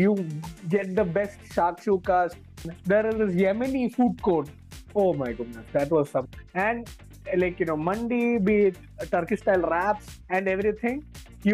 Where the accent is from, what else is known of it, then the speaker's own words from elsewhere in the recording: Thiruvananthapuram, Kerala, India; moved away as an adult; now in Hyderabad, India; I'm from Kerala. I'm from this place called Trivandrum, the southernmost point of India. So of course, I spent my 22 years in Trivandrum before shifting to Hyderabad in 2018.